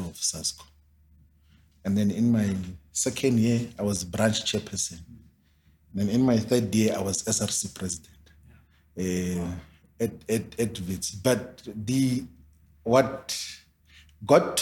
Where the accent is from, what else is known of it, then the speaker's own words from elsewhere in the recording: South Africa; I'm from Maoni's village